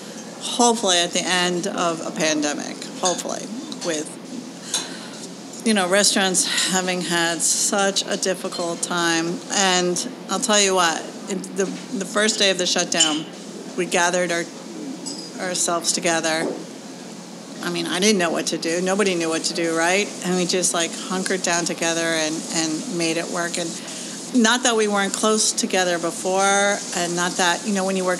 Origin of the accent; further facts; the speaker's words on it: Hastings-on-Hudson, New York, United States; I grew up here in Hastings.